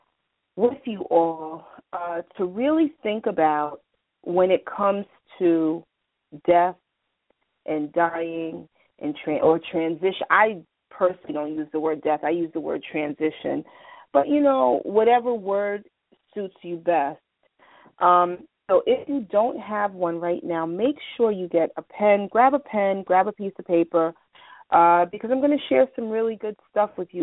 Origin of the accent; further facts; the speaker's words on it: New York, United States; I'm from New York